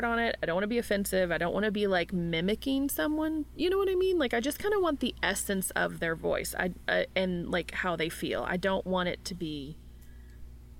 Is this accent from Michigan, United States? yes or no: no; Louisville, Kentucky, United States; accent: Southern; I'm from Louisville, Kentucky